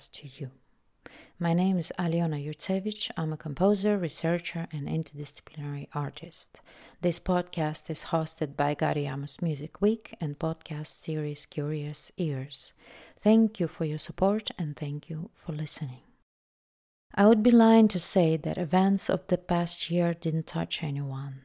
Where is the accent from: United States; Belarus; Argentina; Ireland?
Belarus; moved away; my home country, Belarus.